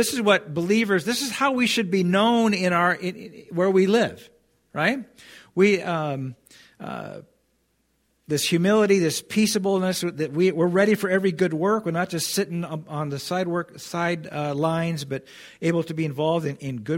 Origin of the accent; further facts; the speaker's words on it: United States; we're Christians in America